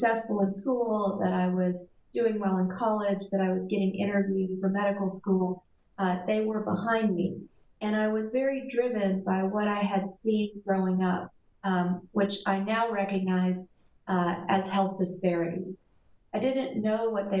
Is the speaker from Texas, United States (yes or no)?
yes; South Texas, United States; I grew up in South Texas on the Mexican border with a very traditional Mexican-American family